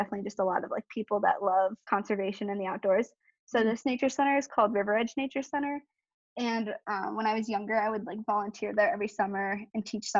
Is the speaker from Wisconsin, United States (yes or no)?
yes; Southeast Wisconsin, United States; also born or lived in Pennsylvania; So I'm from Wisconsin, Southeast Wisconsin. We're like 45 minutes north of Milwaukee. So that's where I am currently. Yeah, I've lived here since I was 8. We used to live in Pennsylvania.